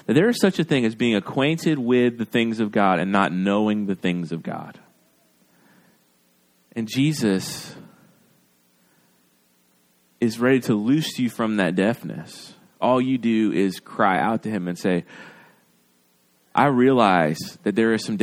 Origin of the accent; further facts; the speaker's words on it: Gulf Coast, United States; I'm from the Gulf Coast.